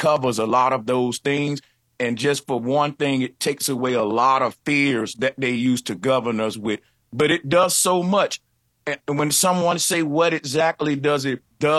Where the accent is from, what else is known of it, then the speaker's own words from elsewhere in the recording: the Bible Belt, United States; I'm from the Bible Belt